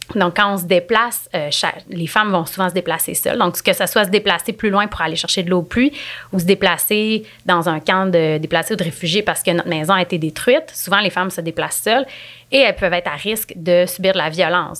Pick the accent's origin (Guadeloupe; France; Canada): Canada; Quebec; en tant que Québécois, en tant que Canadiens